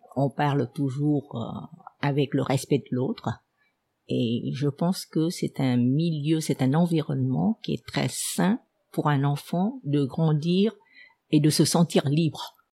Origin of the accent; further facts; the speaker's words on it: Ho Chi Minh City, Vietnam; first language Vietnamese; French is a second language; also born or lived in Ben Tre Province / France; mes, parents sont venus jeunes s'installer à Seigon, donc je suis née à Seigon. je me sentais euh, euh enracinée à Seigon